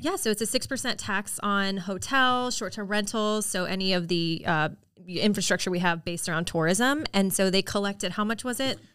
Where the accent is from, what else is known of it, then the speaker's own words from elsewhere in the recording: Orlando, Florida, United States; I'm an Orlando native